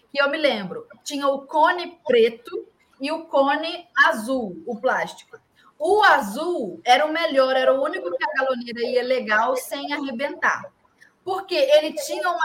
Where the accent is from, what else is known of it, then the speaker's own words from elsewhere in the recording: Rio de Janeiro, Brazil; now in Rio Grande do Sul, Brazil; Aqui, eu sou carioca, mas eu estou morando aqui no Rio Grande do Sul já tem uns sete anos. E antes, quando eu estava lá no Rio